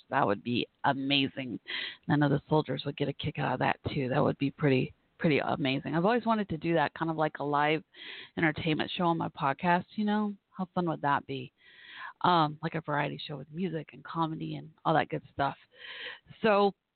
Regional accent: United States; I'm a civilian, and you know, from America, and here myself, I'm in Texas

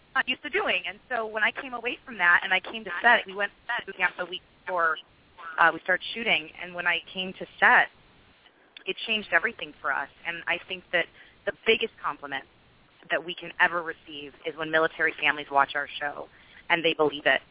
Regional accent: Carmel, California, United States; I was raised in Carmel, and that was um, near Fort Ord

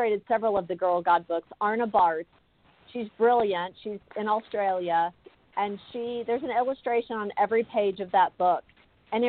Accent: South Texas, United States; I grew up in South Texas, small Southern Baptist church

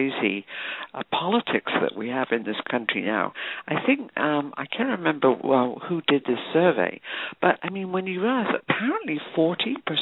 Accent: United Kingdom; now in United States; I grew up in Britain under the National Health Service

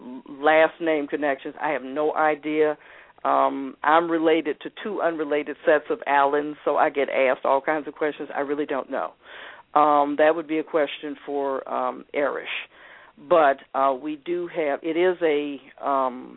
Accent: Atlanta, Georgia, United States; I was raised here in Atlanta

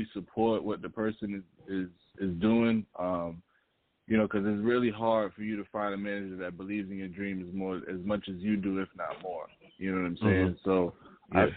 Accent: New York City, New York, United States; moved away; I'm from New York, so shout out to Queens

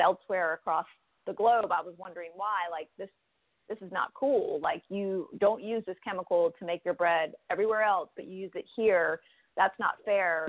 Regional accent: United States; a young person growing up in the United States. I had two immigrant parents

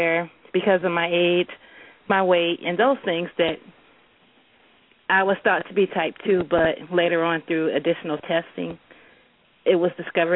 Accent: Detroit, Michigan, United States; now in Grand Rapids, United States; I am from Detroit. Originally from Detroit, living in Grand Rapids now.

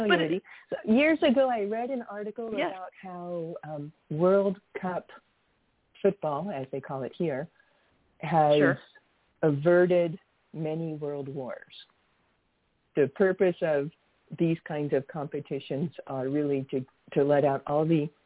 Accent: Riverside, California, United States; moved away as an adult; also born or lived in Paris suburbs, France / Aix-en-Provence, France; now in Paris, France; I'm from Riverside, California

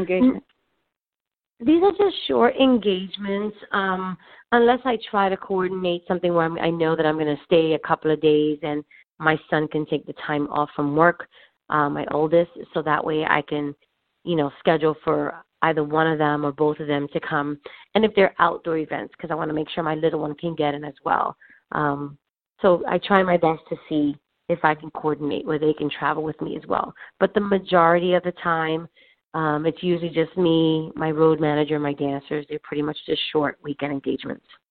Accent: New York City, New York, United States; now in New Jersey, United States; I was born and raised in Spanish Harlem, um, but then I moved out to New Jersey.

